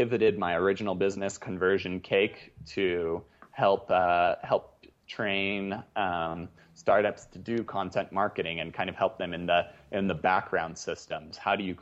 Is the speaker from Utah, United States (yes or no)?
yes; Salt Lake City, Utah, United States; my hometown of Salt Lake City